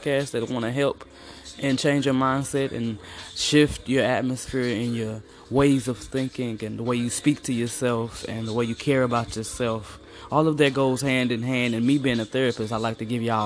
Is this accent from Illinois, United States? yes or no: yes; East St. Louis, Illinois, United States; I'm from East St. Louis, originally just East St. Louis, okay? Might have been born across the river, but I'm East St. to the fullest